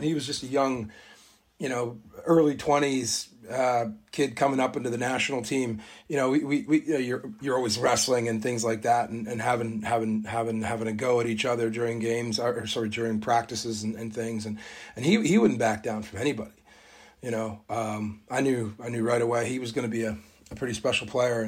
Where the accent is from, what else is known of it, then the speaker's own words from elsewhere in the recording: Canada; where I was sort of raised, not born, but raised, spent my whole life there, played all my junior rugby there